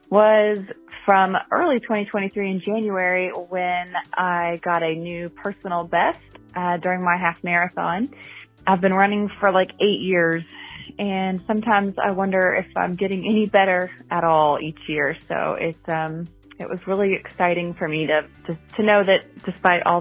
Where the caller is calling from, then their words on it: Jacksonville, Florida, United States; I'm calling from Jacksonville, Florida